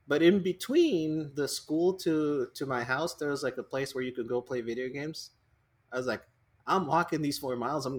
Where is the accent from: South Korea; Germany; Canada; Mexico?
Mexico; growing up in Mexico